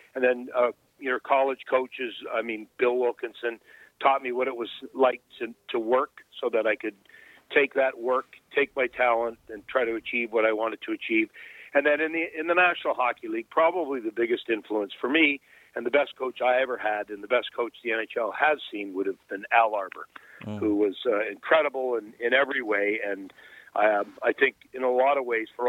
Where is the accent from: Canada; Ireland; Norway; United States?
Canada; Pickering, Ontario; growing up in Bay Ridges or Pickering.